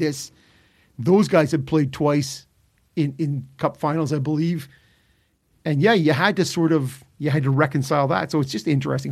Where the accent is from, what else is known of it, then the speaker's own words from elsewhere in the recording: Ottawa, Ontario, Canada; Growing up in Ottawa